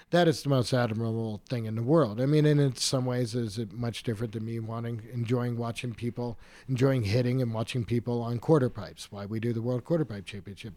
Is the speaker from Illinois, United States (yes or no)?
no; Killington, Vermont, United States; I grew up in Killington in the mid-eighties, you know, I grew up on a dirt road.